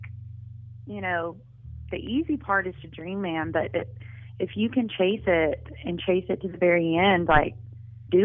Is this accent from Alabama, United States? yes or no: yes; Florence, Alabama, United States; moved away as an adult; now in Nashville, United States; in my hometown